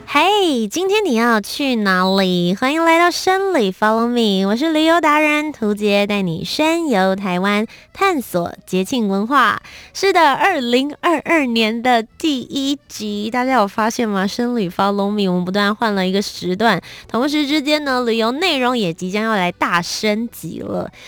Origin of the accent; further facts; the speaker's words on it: Kaohsiung, Taiwan; 我本身是高雄人